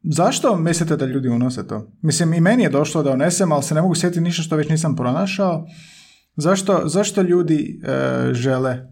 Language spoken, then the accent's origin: Croatian; Slavonia, Croatia; now in Zagreb, Croatia; ja sam iz, iz Slavonije doselio u Zagreb